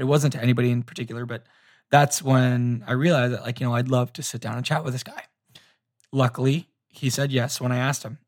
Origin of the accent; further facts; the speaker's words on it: Orlando, Florida, United States; also born or lived in Tampa, Florida; I grew up in Orlando, and then I went to school at University of South Florida, which is in Tampa